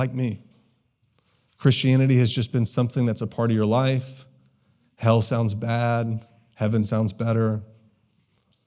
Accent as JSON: {"language": "English", "region": "the South", "country": "United States", "tie": "born or raised there", "said": "I grew up in the South."}